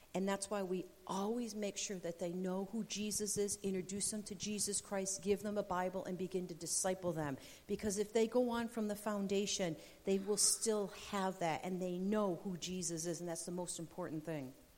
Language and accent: English; Rochester, New York, United States; moved away as an adult; also born or lived in Fulton, New York; now in Colombia; I'm originally from Rochester, and landed a job with Oswego County BOCES in Fulton, New York